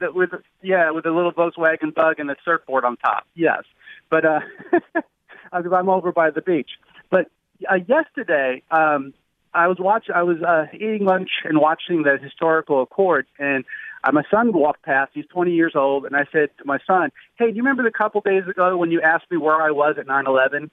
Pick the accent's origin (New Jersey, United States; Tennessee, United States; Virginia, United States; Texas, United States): New Jersey, United States; moved away; I'm originally from New Jersey